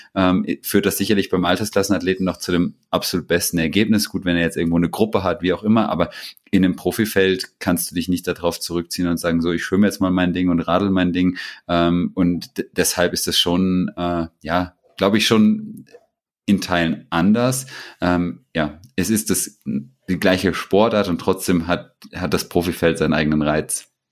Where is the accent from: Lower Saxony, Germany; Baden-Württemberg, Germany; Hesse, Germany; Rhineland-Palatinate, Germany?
Hesse, Germany; Butzbach; hieß das in Butzbach, da wo ich herkomme